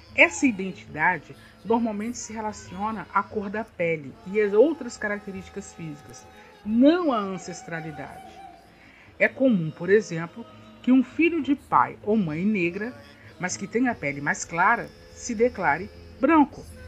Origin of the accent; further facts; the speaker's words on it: Brazil; Nós somos brasileiros